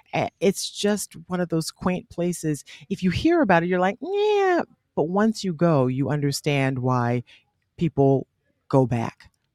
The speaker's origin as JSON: {"language": "English", "town": "Charleston", "region": "South Carolina", "country": "United States", "said": "And I'm from Charleston"}